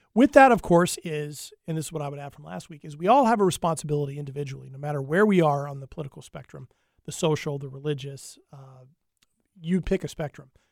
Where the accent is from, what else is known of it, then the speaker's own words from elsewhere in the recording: United States; being an American